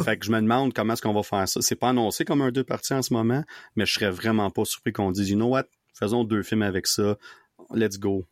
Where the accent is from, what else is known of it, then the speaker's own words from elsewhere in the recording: Gatineau, Quebec, Canada; moved away as an adult; now in Ottawa, Canada; je, vis à Ottawa, mais je viens de Gatineau avant ça, mais là, je vis à Ottawa, ça fait 10 ans